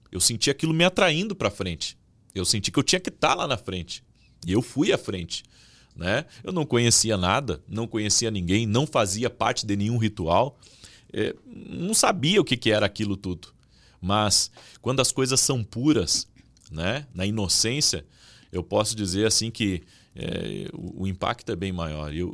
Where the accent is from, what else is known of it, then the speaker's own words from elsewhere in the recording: Rio Grande do Sul, Brazil; Nós estávamos em poucas pessoas ali, era uma igreja pequena, eu vim do interior do Rio Grande do Sul.